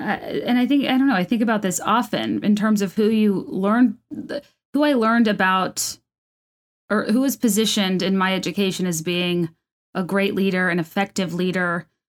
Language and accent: English; California, United States; born there; I was born in California, like, you know, whatever.